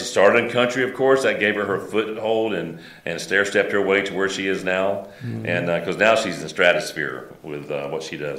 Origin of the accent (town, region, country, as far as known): Tampa, Florida, United States; born or raised there